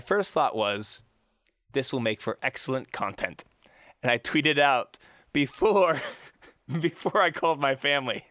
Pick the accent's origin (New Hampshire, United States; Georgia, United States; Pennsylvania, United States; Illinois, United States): Pennsylvania, United States; Pittsburgh; I'm from Pittsburgh